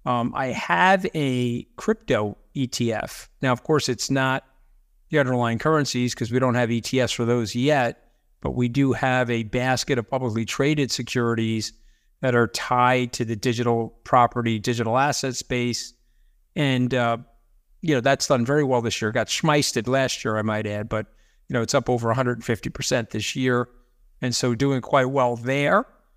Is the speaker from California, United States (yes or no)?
no; Long Island, New York, United States; I grew up out here on Long Island.